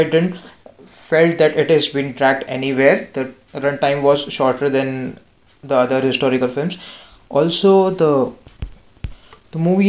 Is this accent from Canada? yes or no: no; Maharashtra, India; I am from Maharashtra and I live in Pune